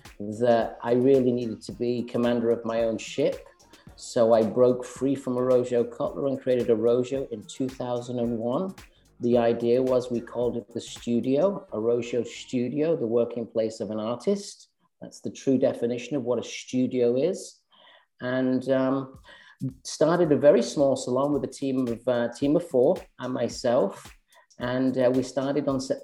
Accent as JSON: {"language": "English", "town": "Manchester", "region": "North West England", "country": "United Kingdom", "also_born_or_lived": "London", "moved": "as an adult", "lives_now": "Westchester, United States", "said": "I'm originally from Manchester"}